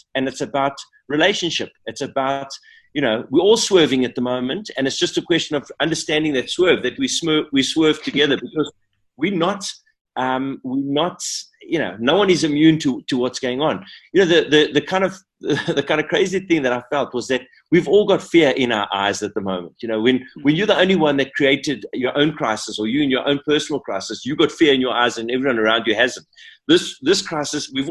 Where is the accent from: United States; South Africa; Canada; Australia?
South Africa; we as a South African kind of creative nation